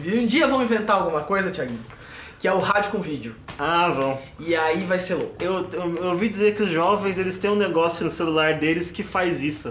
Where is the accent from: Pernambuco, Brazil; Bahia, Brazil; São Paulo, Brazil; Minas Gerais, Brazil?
São Paulo, Brazil; eu nasci em São Paulo